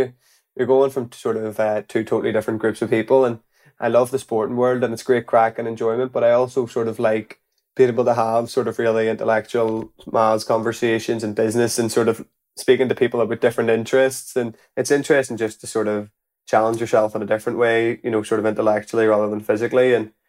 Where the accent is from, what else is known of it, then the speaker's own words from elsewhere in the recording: Belfast, Northern Ireland, United Kingdom; So I was from Belfast, and I was playing for a club in Belfast with the football, but it was more part-time.